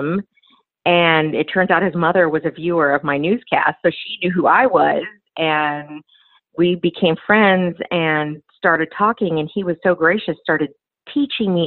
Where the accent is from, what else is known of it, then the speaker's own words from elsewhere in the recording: Los Angeles, California, United States; also born or lived in Phoenix / Dallas; my hometown, Los Angeles